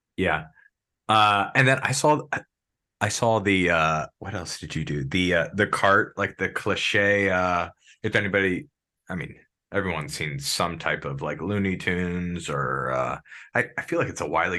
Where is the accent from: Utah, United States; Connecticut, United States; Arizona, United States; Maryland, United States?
Maryland, United States; moved away; I'm originally from Maryland.